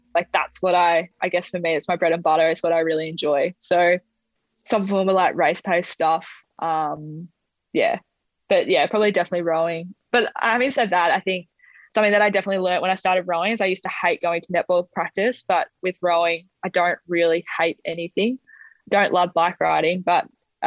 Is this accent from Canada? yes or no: no; Australia; being an Aussie